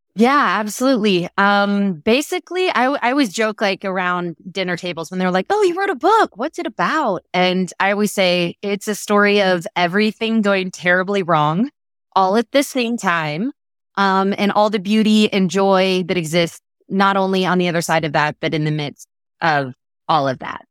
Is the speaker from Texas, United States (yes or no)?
yes; Texas, United States; as a Texan